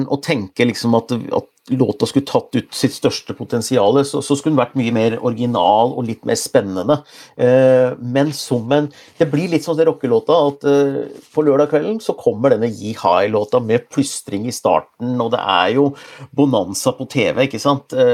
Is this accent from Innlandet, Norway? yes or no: yes; Gjøvik, Innlandet, Norway; now in Oslo, Norway; jeg, jeg, jeg, taler jo litt bokmål. Jeg har bodd i Oslo siden jeg er 87, men egentlig så kommer jeg fra Hunndalen, et sted utafor Gjøvik